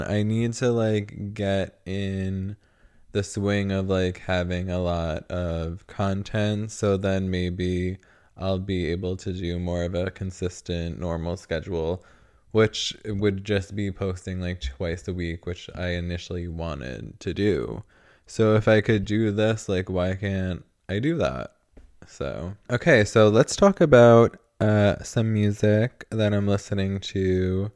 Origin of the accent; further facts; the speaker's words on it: New York, United States; moved away; the only way I would move back to New York, I think, is if I could afford to live in Manhattan